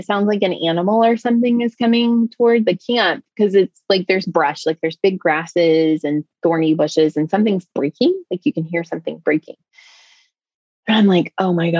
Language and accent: English; United States; I'm an American woman